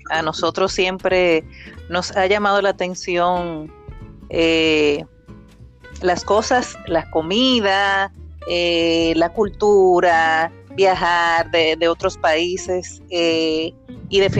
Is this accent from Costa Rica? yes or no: no; La Vega, Dominican Republic; also born or lived in Puerto Plata; porque crecí, crecí en La Vega, sí, desde que tenía un año y ya paso de 40.